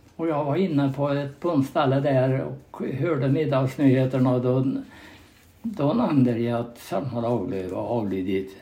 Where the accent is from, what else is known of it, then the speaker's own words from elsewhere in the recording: Knön, near Mårbacka, Värmland, Sweden; där eh, växte jag upp och gick i skola i Östhamby skola